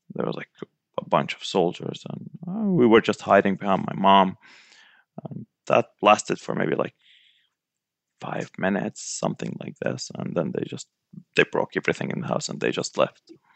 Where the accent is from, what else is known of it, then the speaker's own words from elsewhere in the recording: Saudi Arabia; also born or lived in Gaza Strip; now in Florida, United States; I was born and raised in Saudi Arabia, but so we spent half the year in Gaza Strip and half the year in, in Saudi Arabia.